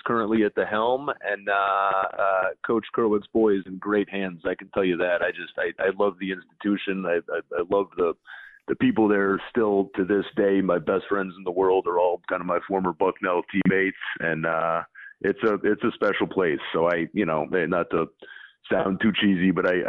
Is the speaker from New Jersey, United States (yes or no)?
no; Rochester, New York, United States; I'm a Rochester guy